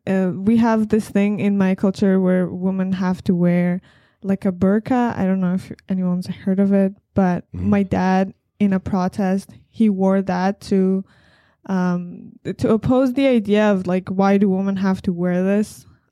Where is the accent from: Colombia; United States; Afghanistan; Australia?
Afghanistan; moved away; The first thing I can say is definitely very different from here. In my entire life, while I was there, we never really had any plans of immigrating anywhere.